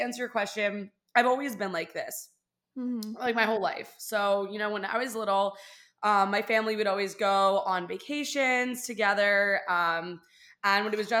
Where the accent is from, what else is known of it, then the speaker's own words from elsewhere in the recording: West Chester, Pennsylvania, United States; moved away as an adult; also born or lived in Orlando; now in Miami, United States; I live in Miami. I'm from Pennsylvania.